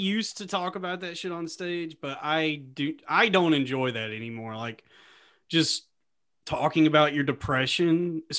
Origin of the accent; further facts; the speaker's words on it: Texas, United States; I'm from Texas.